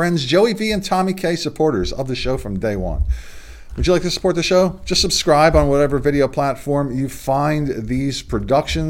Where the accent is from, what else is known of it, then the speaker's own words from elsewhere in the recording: Delaware, United States; here in my home state in Delaware